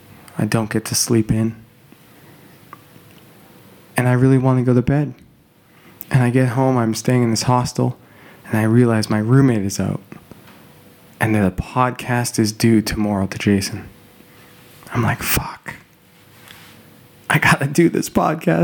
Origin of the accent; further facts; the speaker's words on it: Calgary, Alberta, Canada; moved away; I will also be in my hometown of Calgary